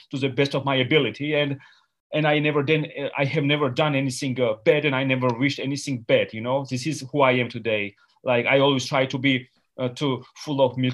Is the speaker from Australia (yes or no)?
no; Georgia; English is a second language; I grew up in Georgia, and I had no electricity in 1990